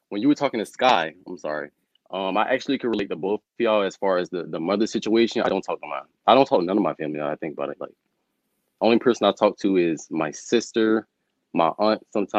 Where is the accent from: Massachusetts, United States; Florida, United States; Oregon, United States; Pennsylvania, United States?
Florida, United States; St. Petersburg; St. Petersburg, Florida. I'm like 6 hours away from Miami, I think.